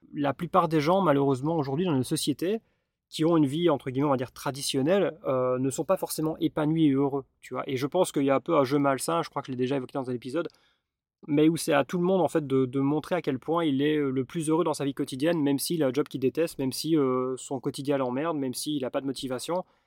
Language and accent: French; Belgium; je suis belge